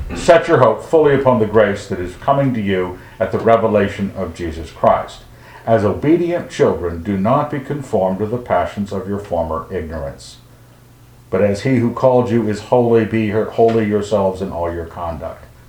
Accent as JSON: {"language": "English", "region": "Western United States", "country": "United States", "tie": "born or raised there", "said": "growing up in the Western United States"}